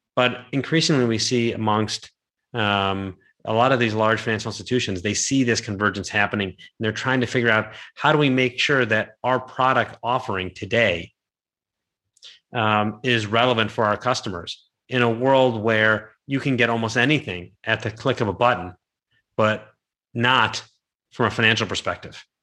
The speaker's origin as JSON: {"language": "English", "town": "Cleveland", "region": "Ohio", "country": "United States", "said": "I'm from Cleveland"}